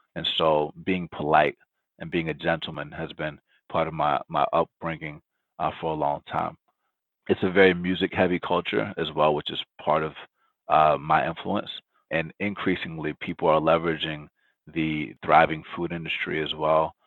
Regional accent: Atlanta, Georgia, United States; first language Spanish; English is a second language; also born or lived in Loma Linda, California; I was born in Loma Linda, California. Um, I moved to Atlanta when I was four years old. No, when I was one year old

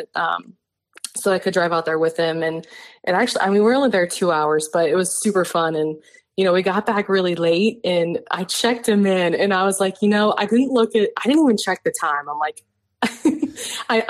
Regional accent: Cincinnati, Ohio, United States; we both grew up in Ohio. We're both from Cincinnati

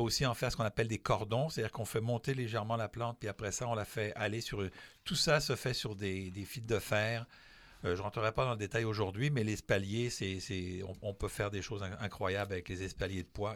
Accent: France; moved away; je suis français

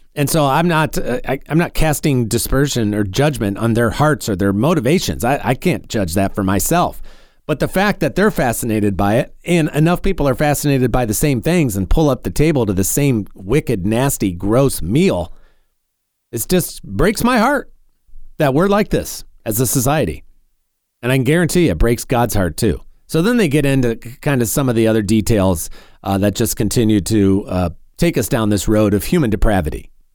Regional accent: North Carolina, United States; my home state here in North Carolina

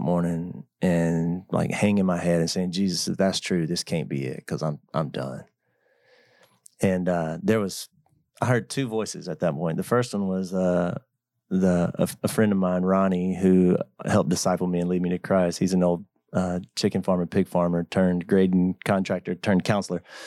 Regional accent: Georgia, United States; living in my hometown

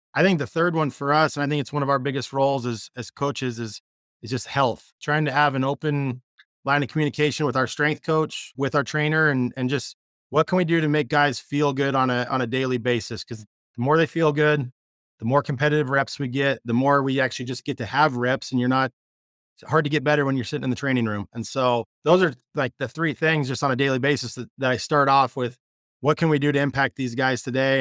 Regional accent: Spokane, Washington, United States; I'm from Spokane, Washington, where we're

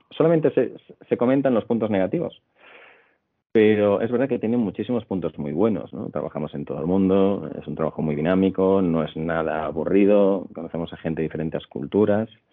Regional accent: Santiago de Compostela, Galicia, Spain; moved away as an adult; also born or lived in England; now in Madrid, Spain; soy gallego de Santiago de Compostela

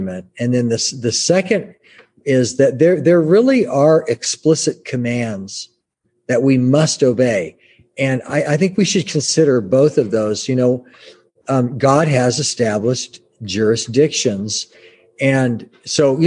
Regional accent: United States; I'm an American.

